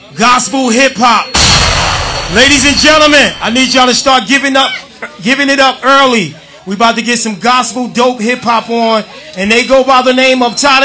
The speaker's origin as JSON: {"language": "English", "region": "North New Jersey", "country": "United States", "said": "I'm from North New Jersey"}